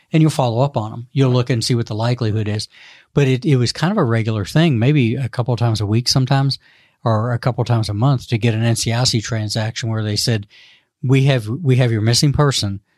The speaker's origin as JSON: {"language": "English", "town": "Louisville", "region": "Kentucky", "country": "United States", "tie": "born or raised there", "said": "I grew up in Louisville on the Ohio River"}